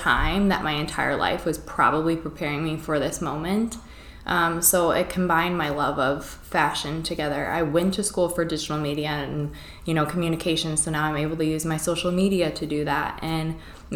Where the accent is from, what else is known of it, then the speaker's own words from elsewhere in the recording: DeWitt, Iowa, United States; also born or lived in Quad Cities; I grew up in DeWitt, which is a small town of 5,000 people, not that far away